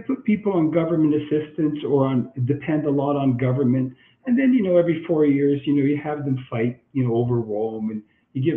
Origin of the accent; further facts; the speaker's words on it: Canada; I'm Canadian.